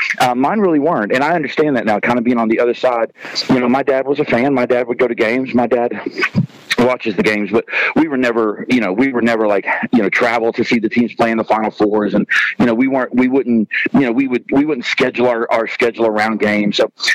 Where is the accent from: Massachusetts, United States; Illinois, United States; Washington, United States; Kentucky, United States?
Kentucky, United States; Somerset; I grew up in Somerset. That was where my childhood was. And so I grew up there.